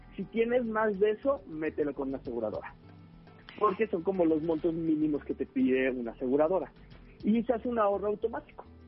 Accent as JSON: {"language": "Spanish", "country": "Mexico", "said": "Nosotros, como mexicanos"}